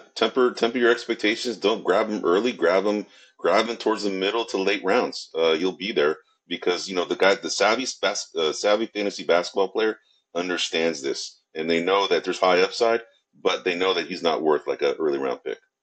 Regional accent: San Francisco, California, United States; I am uh, born and raised in San Francisco, California

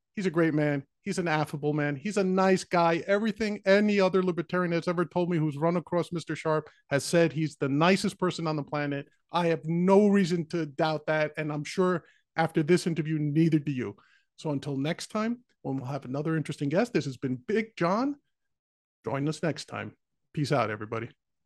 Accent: New York City, New York, United States; I grew up in the Bronx

